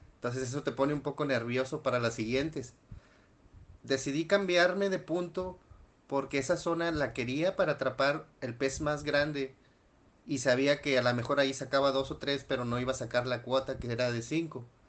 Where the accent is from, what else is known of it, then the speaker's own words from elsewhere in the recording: Nuevo León, Mexico; soy de Nuevo León, México